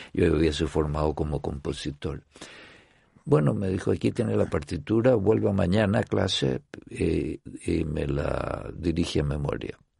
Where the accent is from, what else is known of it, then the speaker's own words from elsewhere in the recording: Chile; moved away as an adult; yo soy de Chile